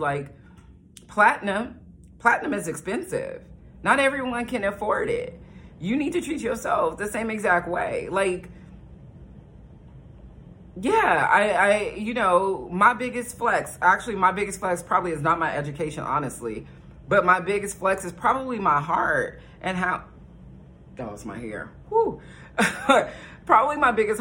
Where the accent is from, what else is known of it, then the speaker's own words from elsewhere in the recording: United States; I'm black from America